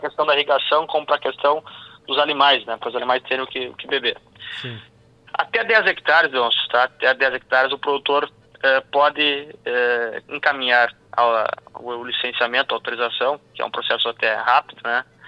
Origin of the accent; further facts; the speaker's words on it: Missões region, Rio Grande do Sul, Brazil; lá na minha região das Missões